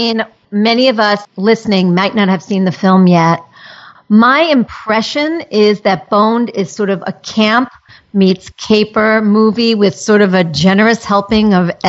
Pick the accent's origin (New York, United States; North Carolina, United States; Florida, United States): New York, United States; I come from Manhattan where the angry neighbor could be any stranger on the street, and they get really vicious.